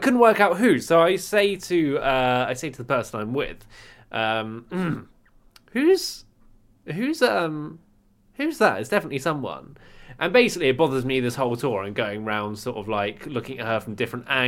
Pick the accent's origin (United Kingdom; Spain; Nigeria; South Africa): United Kingdom; Highcliffe, South West England; born or raised there; moved away